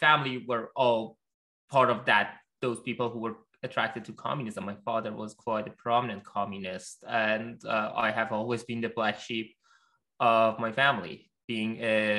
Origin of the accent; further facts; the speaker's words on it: Gorgan, Golestan, Iran; English is a second language; moved away as an adult; also born or lived in Tehran, Iran; now in United States; I grew up in Iran. I was 19 years old when the Green Movement happened, and I was a sophomore in college in Tehran, although I grew up in the north in a city called Gurgan, which is near the Turkmenistan border.